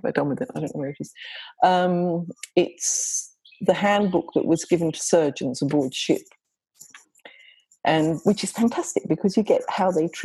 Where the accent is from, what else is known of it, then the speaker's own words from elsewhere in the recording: England, United Kingdom; moved away as an adult; now in Australia; I'm English. And so some of that story takes place in England and in Cornwall. But I spent the first 20 plus years of my life there